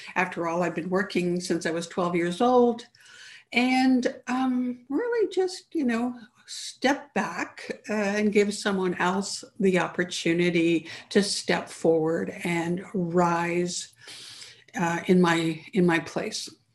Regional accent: Canada; I grew up in Canada

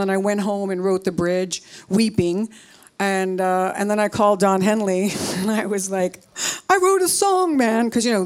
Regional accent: New York, United States; I am from New York

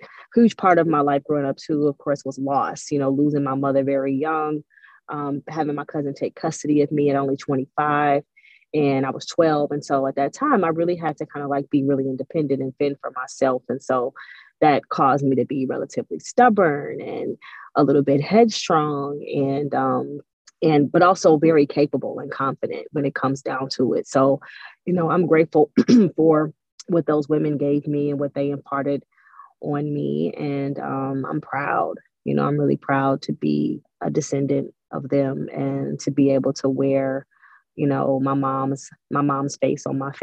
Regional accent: Cleveland, Ohio, United States; now in Atlanta, United States; I grew up in Cleveland. Cleveland is a cold, dark place

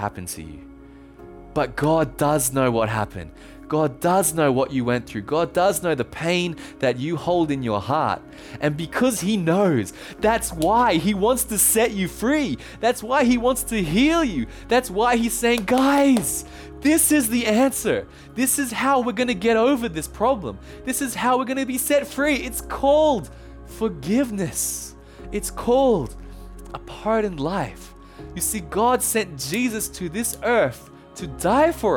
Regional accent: Australia; accent: Australian; also born or lived in Thailand; when I was born in Thailand, and when I was 2 years old, my parents and I moved back to Australia, as you can tell from the accent

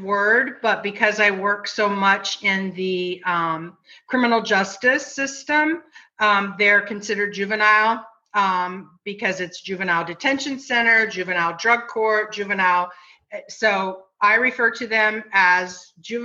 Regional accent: Ohio, United States; moved away; We are all from Ohio

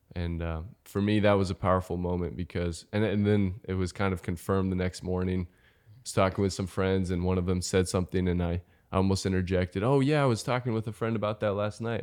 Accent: Overland Park, Kansas, United States; also born or lived in Denver, Colorado / Northwest Missouri; I am from Overland Park, Kansas. Uh, grew up here

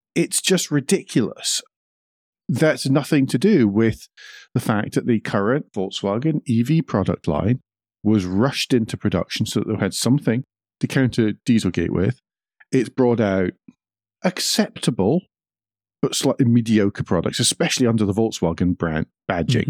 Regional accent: Scotland, United Kingdom; I'm Scottish.

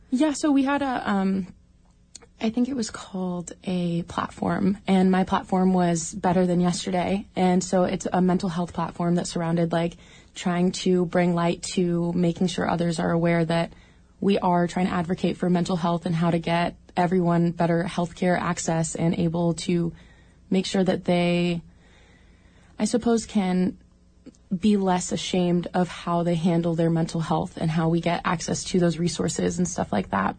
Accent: Juneau, Alaska, United States; I was born and raised in Juneau and haven't left ever.

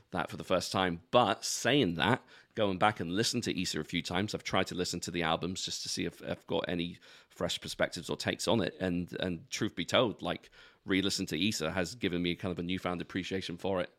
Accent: London, United Kingdom; where I grew up in London

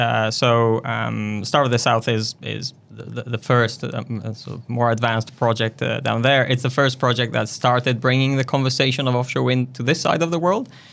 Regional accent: northern Italy, Italy; moved away as an adult; also born or lived in London, United Kingdom; now in Wellington, New Zealand; I was, uh, born and raised in Italy, in a tiny town in the north

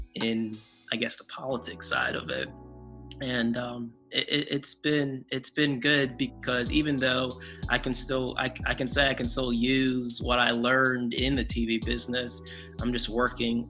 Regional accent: Connecticut, United States; moved away as an adult; also born or lived in North Carolina / Nebraska; I'm from Connecticut

